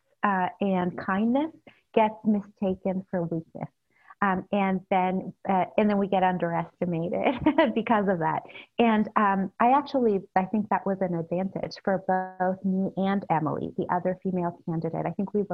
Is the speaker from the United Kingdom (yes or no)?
no; El Salvador; now in San Francisco, United States; I grew up in El Salvador during the Civil War.